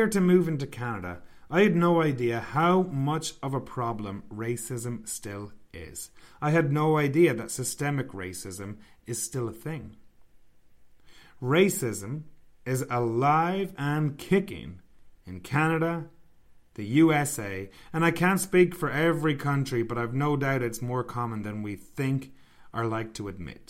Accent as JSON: {"language": "English", "country": "Ireland", "said": "I'm from Ireland"}